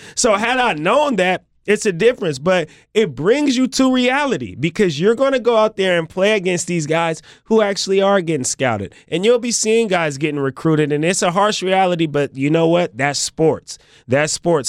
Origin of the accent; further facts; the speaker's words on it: Bay Area, California, United States; Although I was already from California, I was from the Bay Area